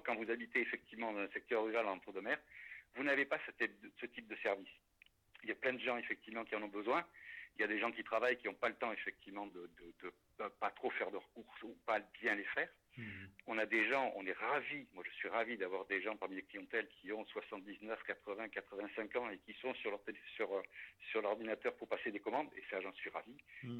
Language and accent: French; La Sauve-Majeure, Nouvelle-Aquitaine, France; moved away as an adult; also born or lived in Paris; je, suis natif de la Sauve Majeure